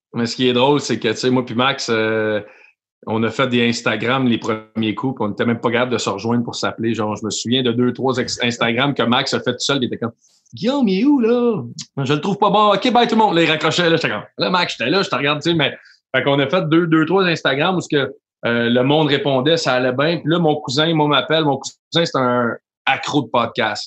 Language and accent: French; Montreal area, Quebec, Canada; on vient d'arriver sur de Montréal les deux